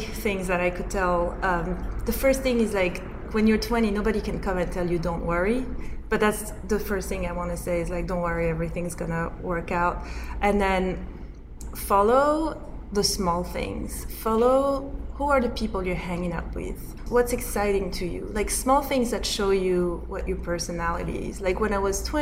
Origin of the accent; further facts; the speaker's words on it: Corsica, France; I grew up in Corsica.